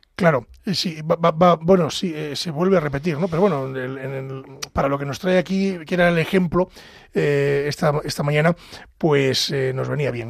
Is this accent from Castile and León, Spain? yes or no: yes; Pedro Bernardo, Castile and León, Spain; soy del sur de Ávila, de la Andalucía de Ávila, de ese valle del Tieter, concretamente de Pedro Bernardo